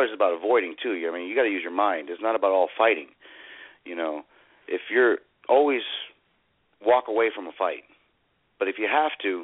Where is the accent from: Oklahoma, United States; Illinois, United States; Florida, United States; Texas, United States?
Texas, United States; Houston; I'm from Houston, Texas